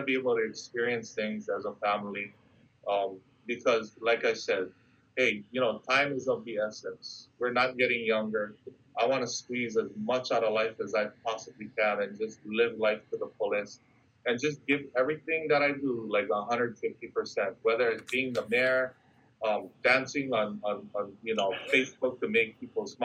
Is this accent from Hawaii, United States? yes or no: yes; Kauai, Hawaii, United States; people in Kauai